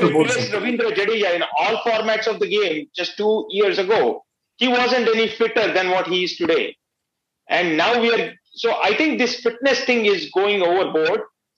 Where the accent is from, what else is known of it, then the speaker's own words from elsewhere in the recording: India; English is a second language; as an Indian cricket fan, I would like to rant